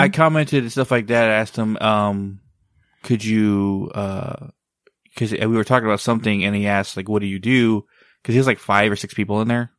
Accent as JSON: {"language": "English", "country": "United States", "tie": "born or raised there", "also_born_or_lived": "Mexico", "said": "I grew up in America since I was a kid. I don't sound Mexican when you hear me talk, but I am a hundred, well, ninety-something percent Mexican."}